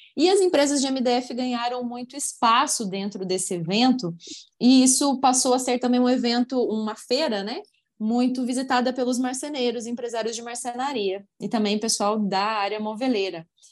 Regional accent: Curitiba, Paraná, Brazil; now in Uberlândia, Brazil; Curitiba, minha cidade natal

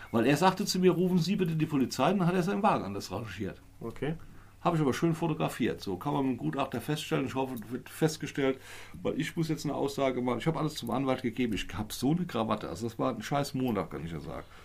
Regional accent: Neuwied, Rhineland-Palatinate, Germany; Ich bin aus Neuwied

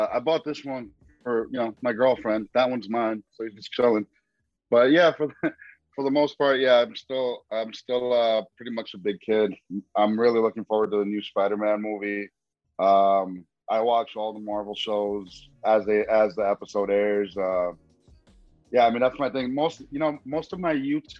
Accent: New York City, New York, United States; I am from Queens, New York

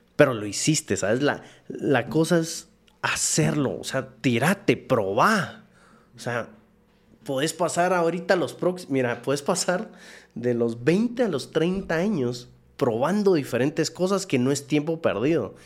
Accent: Guatemala; moved away as an adult; also born or lived in Taiwan / Dominican Republic; busqué chance en Estados Unidos, no me salió, regresé a Guate

